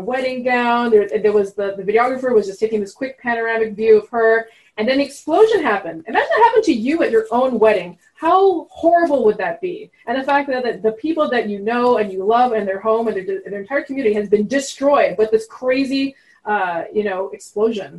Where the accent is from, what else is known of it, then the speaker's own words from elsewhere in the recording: Montreal, Quebec, Canada; first language French; English is a second language; moved away; I'm from Montreal. So I grew up speaking French, actually